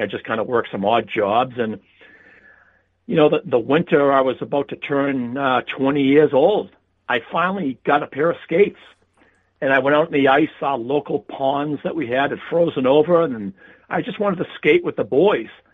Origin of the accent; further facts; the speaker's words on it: South Shore, Massachusetts, United States; I grew up on the South Shore area of uh, Massachusetts, just uh, about 20 miles from Boston.